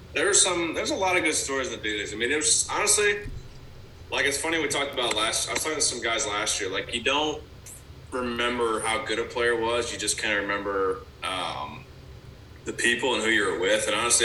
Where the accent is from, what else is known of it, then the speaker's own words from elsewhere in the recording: Bryan, Ohio, United States; also born or lived in Georgia; now in California, United States; I had a really good time growing up in Bryan.